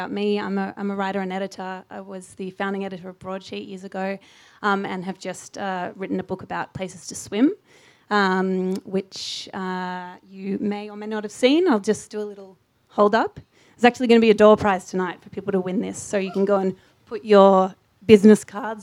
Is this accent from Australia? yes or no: yes; Melbourne, Victoria, Australia; now in Sydney, Australia; Melbourne's my hometown, but I actually live in Sydney